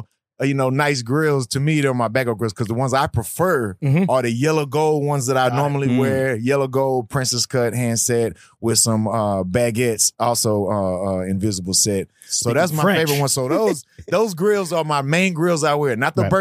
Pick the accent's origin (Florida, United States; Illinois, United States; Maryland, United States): Maryland, United States; Baltimore; Like, hey, man, I'm from Baltimore.